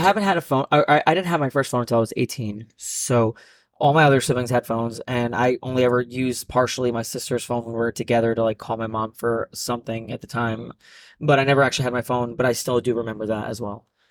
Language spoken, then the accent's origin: English; New Jersey, United States; I'm from Jersey